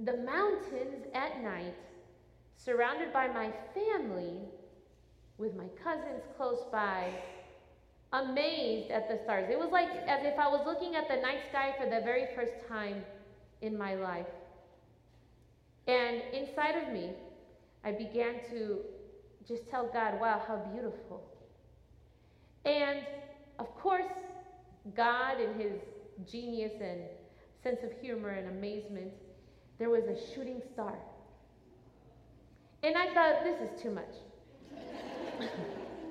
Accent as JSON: {"language": "English", "town": "Chicago", "region": "Illinois", "country": "United States", "said": "I am very much, well, I was more at that time, an inner city girl. I'm from Chicago"}